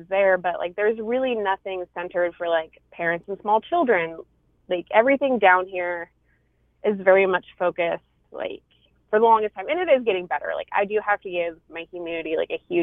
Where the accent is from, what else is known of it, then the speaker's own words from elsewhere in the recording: Idaho, United States; the town, like, I'm originally from that my family grew up in that I consider my hometown, like, in its heyday had maybe 800 people in it